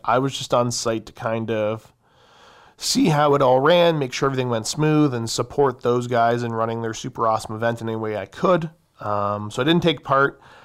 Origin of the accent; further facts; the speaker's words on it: Canada; I am a firearms enthusiast of the Great North.